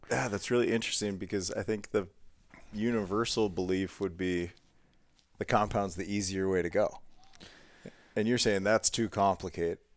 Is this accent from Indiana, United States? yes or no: no; Ohio, United States; moved away as an adult; also born or lived in Montana; that is my roots of growing up in Ohio, getting into hunting as a young teenager